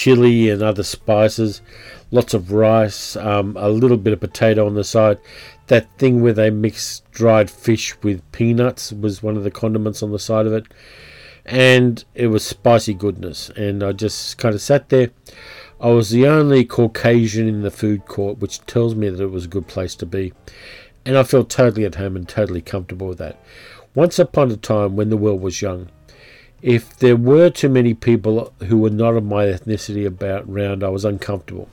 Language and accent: English; Sydney, New South Wales, Australia; accent: Australian; moved away as an adult; now in Melbourne, Australia; I was from Sydney. I've spent more than half of my life in Sydney